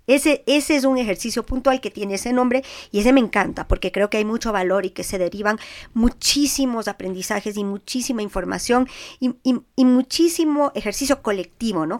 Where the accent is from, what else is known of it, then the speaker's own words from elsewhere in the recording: Quito, Pichincha, Ecuador; soy súper quiteña